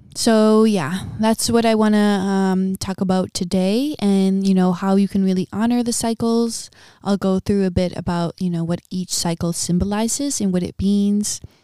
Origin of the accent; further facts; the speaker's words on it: Midwest, United States; moved away as an adult; also born or lived in Big Island, Hawaii; now in Big Island of Hawaii, United States; born and raised in a middle class family, um, in a small town in the Midwest